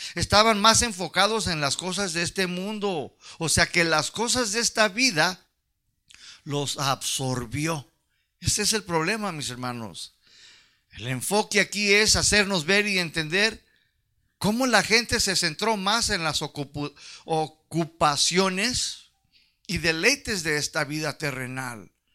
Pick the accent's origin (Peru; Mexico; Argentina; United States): United States; accent: pocho; Mi español no lo domina las palabras largas soy un pocho, un chicano